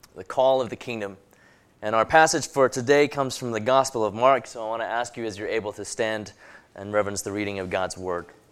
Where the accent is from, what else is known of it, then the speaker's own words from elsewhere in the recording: Hong Kong; also born or lived in London, England; now in United States; I was born in Hong Kong, then a British colony, and I grew up there going to English schools